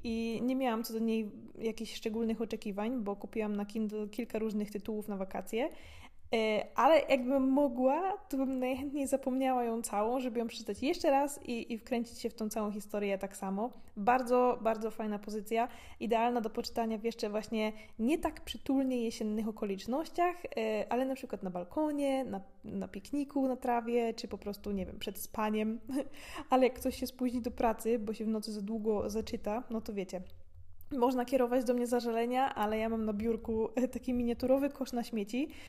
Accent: Gorzów Wielkopolski, Lubusz Voivodeship, Poland; moved away as an adult; now in Austria; u mnie w Gorzowie są takie duże górki, jedna z blisko szpitala koło Kastoramy

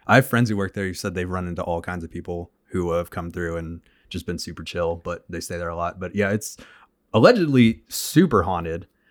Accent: Oklahoma, United States; we're from Oklahoma

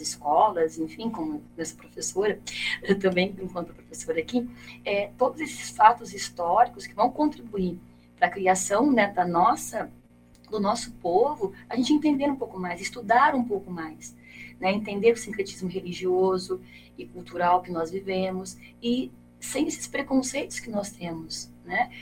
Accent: Brazil; nós, enquanto brasileiros

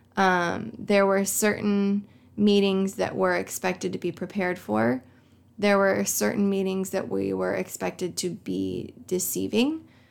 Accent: Coal City, Illinois, United States; here in Coal City, Illinois? Like, I love my hometown

